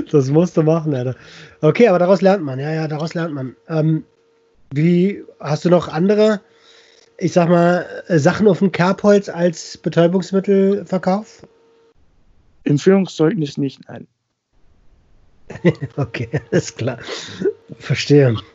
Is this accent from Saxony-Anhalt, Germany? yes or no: no; Berlin, Germany; Für mich als Berliner ist es immer so ganz surreal.